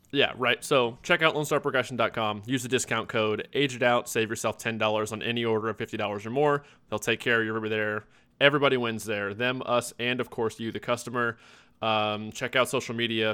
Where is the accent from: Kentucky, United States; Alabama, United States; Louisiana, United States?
Kentucky, United States; Louisville; I'm from Louisville